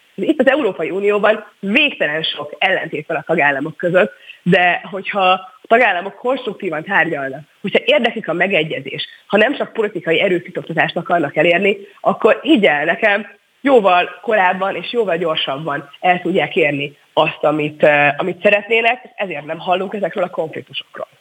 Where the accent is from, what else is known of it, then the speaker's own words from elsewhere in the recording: Hungary; mi magyarként 10 millióan